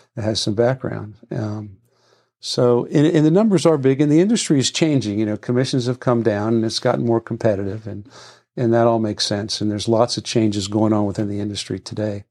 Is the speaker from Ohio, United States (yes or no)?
no; Washington, District of Columbia, United States; I was born in D C and lived here most of my life.